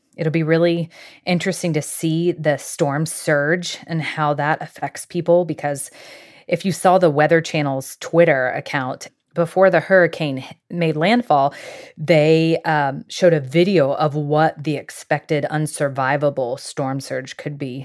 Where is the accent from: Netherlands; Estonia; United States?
United States; Jacksonville, Florida; I grew up in Jacksonville, Florida